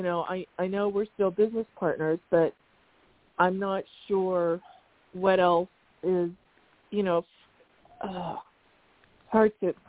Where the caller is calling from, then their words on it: Arizona, United States; from Arizona.